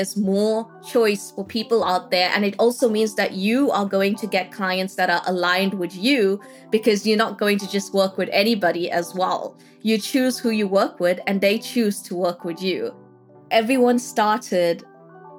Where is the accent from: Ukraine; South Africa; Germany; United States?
South Africa; moved away as an adult; now in England, United Kingdom; I am South African, born and bred in South Africa, living in England right now